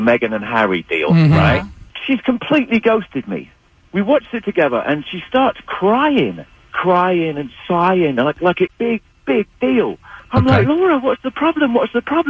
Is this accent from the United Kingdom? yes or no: yes; England, United Kingdom; I'm English